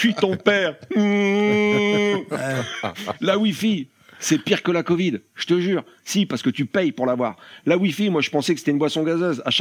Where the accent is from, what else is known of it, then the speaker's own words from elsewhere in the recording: Hauts-de-France, France; Ouais, je suis du Nord. On est précoce chez nous